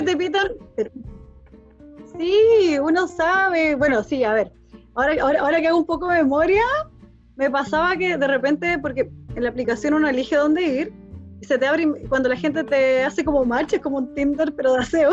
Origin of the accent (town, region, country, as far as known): Chile; moved away as an adult; also born or lived in Germany